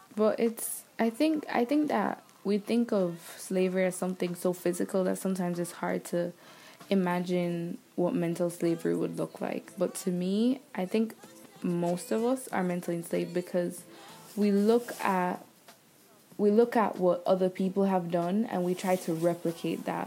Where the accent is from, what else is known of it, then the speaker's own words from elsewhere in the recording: Jamaica; moved away; growing up where I grew up in Jamaica and learning the things I learned in school there